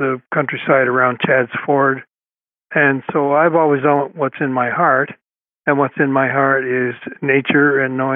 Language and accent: English; Toronto, Ontario, Canada; I grew up on the Beltline Ravine, as it's called. The Beltline is, it was a like a belt that went around Toronto